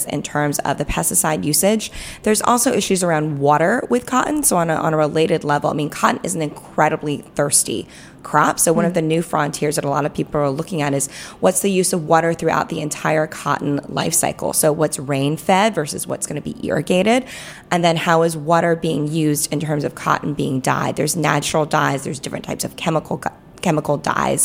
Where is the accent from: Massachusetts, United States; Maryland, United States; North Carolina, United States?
North Carolina, United States; moved away; I'm originally from North Carolina, which had a cotton industry and it had a wool industry